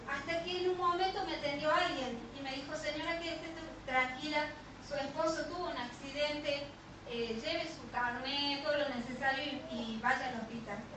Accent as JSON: {"language": "Spanish", "region": "Catamarca", "country": "Argentina", "said": "porque Javi eh, vinimos de Catamarca acá a varias operaciones que se tuvo que hacer de columna."}